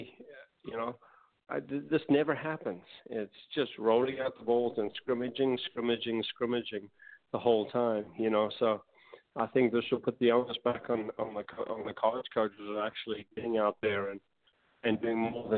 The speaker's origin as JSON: {"language": "English", "country": "United States", "said": "being an American"}